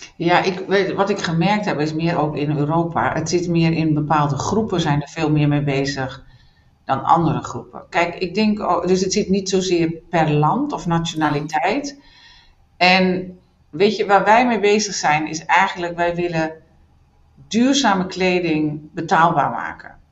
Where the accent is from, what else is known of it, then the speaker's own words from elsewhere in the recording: northern Netherlands, Netherlands; now in Düsseldorf, Germany; ik kom uit het noorden van Nederland